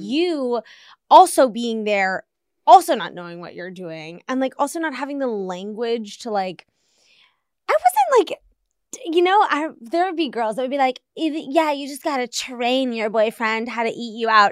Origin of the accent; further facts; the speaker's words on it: Washington, District of Columbia, United States; moved away as an adult; also born or lived in Arizona; I grew up in Washington, D C.